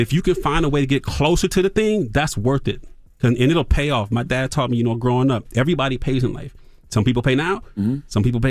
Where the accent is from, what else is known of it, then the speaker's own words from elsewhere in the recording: Toledo, Ohio, United States; Oh, the radio, because I'm from Toledo, Ohio